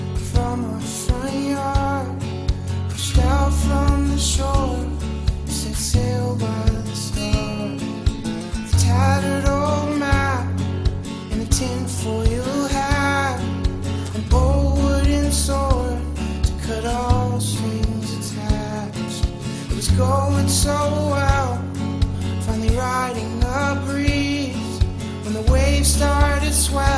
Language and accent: English; Indiana, United States; moved away; my home state, Indiana.